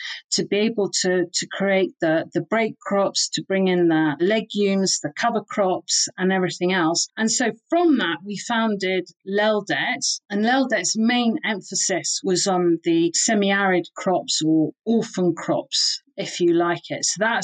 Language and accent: English; Tanzania; also born or lived in Kenya / United Kingdom; So I grew up in Tanzania, Kenya, and also in the UK.